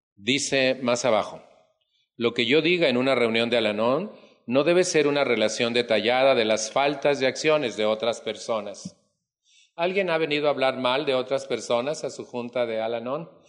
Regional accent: Mexico; En mi país

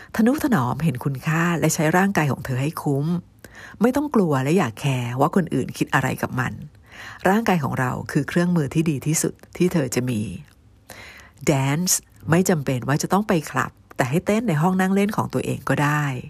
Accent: Thailand; also born or lived in United States; บ้านเกิดเรานี่มีประวัติศาสตร์

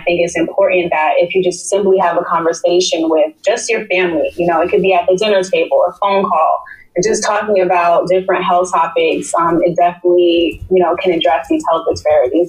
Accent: New York City, New York, United States; now in South Florida, United States; I grew up in New York City

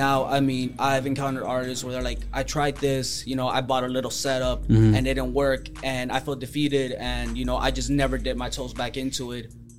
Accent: McAllen, Texas, United States; born or raised there

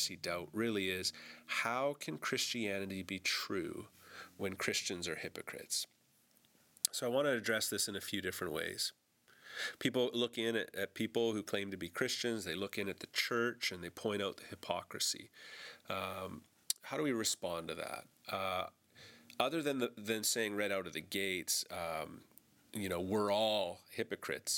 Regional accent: Canada; I'm a Canadian, this is a Canadian podcast

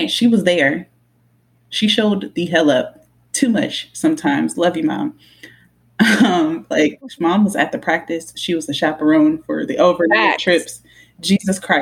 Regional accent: Killeen, Texas, United States; Growing up in Killeen, it was a strip club, a Subway, and putt-putt until they closed it down

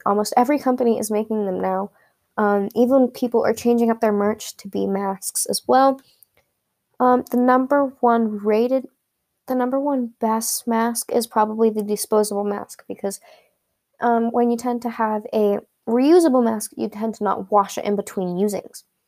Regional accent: California, United States; California, my home state

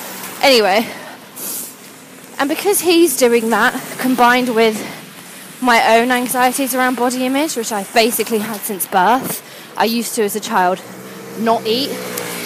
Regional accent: United Kingdom; now in London, United Kingdom; being British

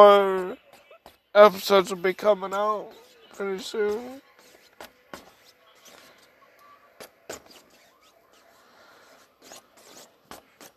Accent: LaGrange, Georgia, United States; I'm from LaGrange, Georgia

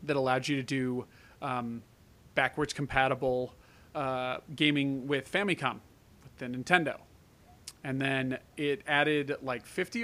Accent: United States; I'm American

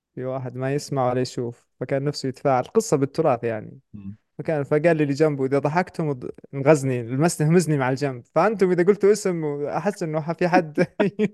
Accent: Saudi Arabia; عندنا في السعوديه

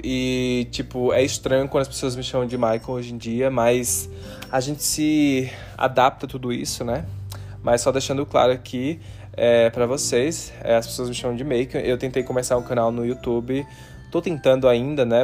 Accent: Maceió, Alagoas, Brazil; now in Utah, United States; eu sou nordestino, amo o Nordeste, sou de Maceió, Alagoas

